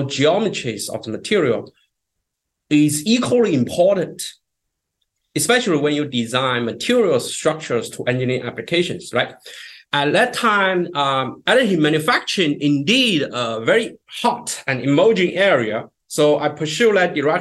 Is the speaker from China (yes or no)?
yes; China; moved away as an adult; also born or lived in North Carolina, United States; now in United States; I grew up in China